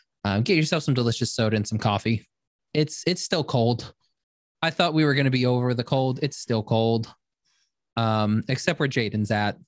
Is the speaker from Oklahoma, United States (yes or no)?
yes; Oklahoma, United States; I'm from Oklahoma.